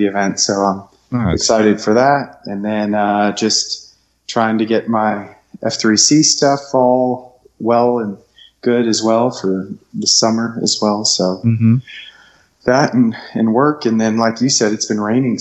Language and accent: English; Southern California, United States; now in Jonesboro, United States; So I grew up out in Southern California and moved to Jonesboro, Arkansas